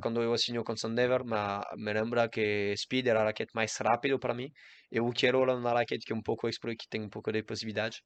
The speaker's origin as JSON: {"language": "Portuguese", "country": "Guadeloupe", "tie": "born or raised there", "second_language": "Portuguese", "moved": "yes", "said": "eu nasci em Guadalupe, uma isla em Caribe, e eu joguei tênis"}